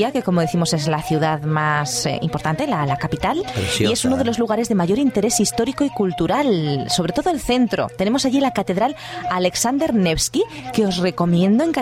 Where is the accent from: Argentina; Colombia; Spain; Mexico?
Spain; Huesca, Aragon; Pues mira que yo de donde vengo, de Huesca, ahí tenemos unas pistas de esquí